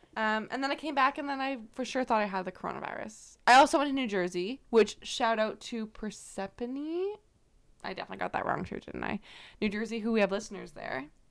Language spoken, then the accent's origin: English; Canada; I'm from Canada